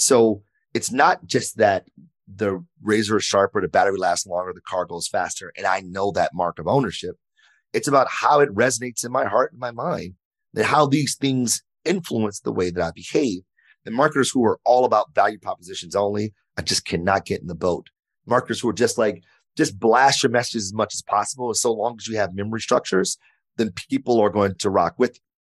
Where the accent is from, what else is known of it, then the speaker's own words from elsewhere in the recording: Detroit, Michigan, United States; I grew up in Detroit, uh, born and raised